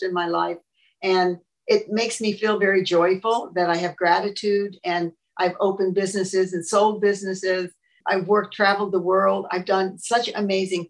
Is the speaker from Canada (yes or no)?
no; Los Angeles, California, United States; I was born in 1938 in Hollywood, California